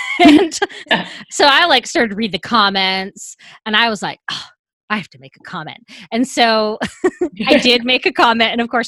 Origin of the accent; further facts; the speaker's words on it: Canada; now in Los Angeles, United States; I don't think I sound as Canadian as I once did. So I'm one of those people that just absorbs all the accents around me.